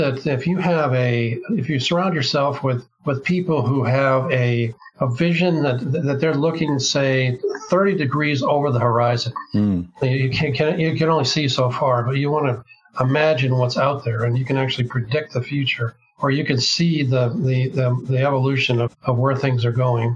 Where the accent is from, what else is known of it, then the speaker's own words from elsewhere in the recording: Bay Area of California, United States; I was raised in the Bay Area of California